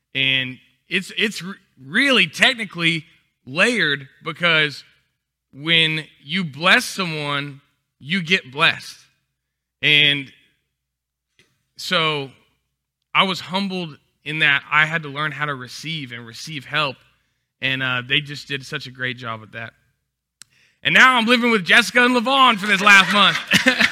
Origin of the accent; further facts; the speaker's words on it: Texas, United States; moved away as an adult; now in Louisiana, United States; I'm from Texas, so every year we would come visit our relatives